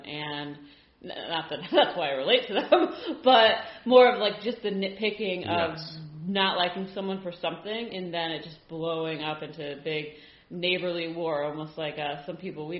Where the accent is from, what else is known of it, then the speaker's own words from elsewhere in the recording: Ireland; being Irish ourselves